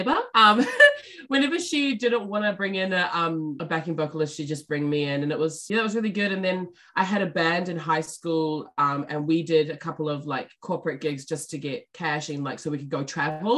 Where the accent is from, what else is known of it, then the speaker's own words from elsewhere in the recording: Auckland, New Zealand; also born or lived in Wellington; So I was born in South Auckland